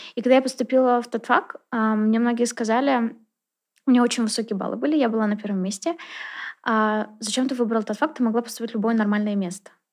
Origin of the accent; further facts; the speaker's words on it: Naberezhnye Chelny, Tatarstan, Russia; also born or lived in Kazan; человек, который родился, вырос э, в Челнах